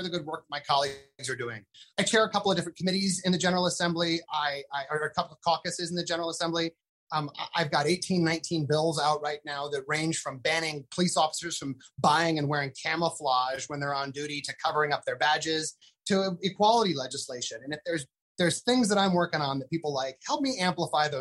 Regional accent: Philadelphia, Pennsylvania, United States; my experience as a Philadelphian

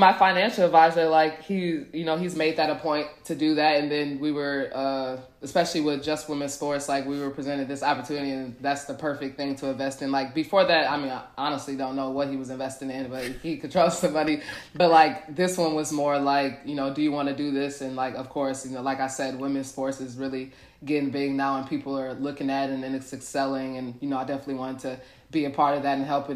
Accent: Milwaukee, Wisconsin, United States; moved away as an adult; also born or lived in Indiana; now in Dallas, United States; I'm from Milwaukee, Wisconsin

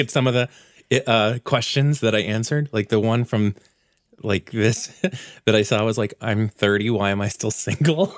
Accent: the South, United States; moved away; we're from the South.

